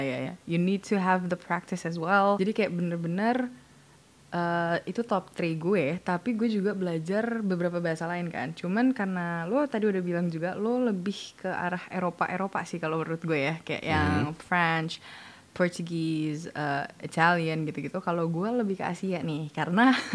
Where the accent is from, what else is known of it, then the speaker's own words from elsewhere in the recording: Indonesia; gue orang Indo